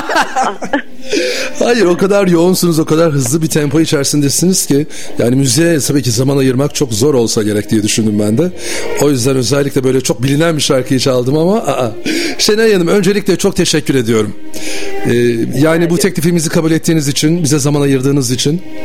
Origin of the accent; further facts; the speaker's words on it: Bursa, Turkey; Bir Bursalı olarak ben ne zaman İstanbul'a gelsem koşa koşa geri geliyorum Bursa'ya